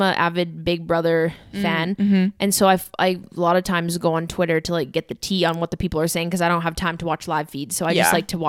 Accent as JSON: {"language": "English", "country": "Canada", "accent": "Canadian", "said": "Like, that is how I say it because I'm Canadian and that's my accent."}